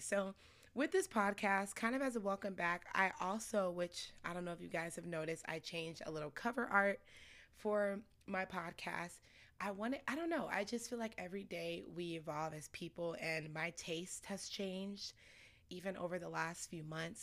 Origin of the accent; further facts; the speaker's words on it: Scottsdale, Arizona, United States; also born or lived in Chicago, Illinois; I moved to actually Scottsdale, Arizona when I was, like, seven years old.